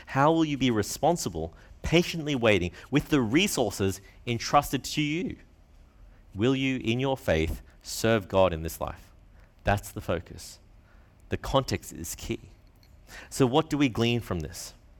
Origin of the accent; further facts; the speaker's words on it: Brisbane, Queensland, Australia; here living in Brisbane, growing up in Brisbane. Many of us are from privileged homes.